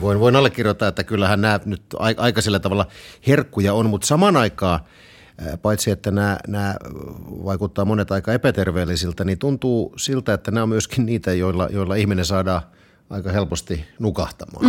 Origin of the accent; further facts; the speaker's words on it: Southwest Finland, Finland; Mä olen Varsinais-Suomesta. Meillä puhutaan vaan makkaraperunat.